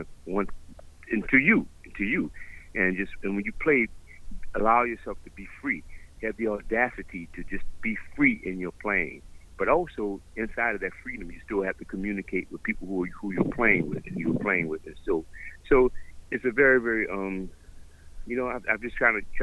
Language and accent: English; New Orleans, Louisiana, United States; growing up in New Orleans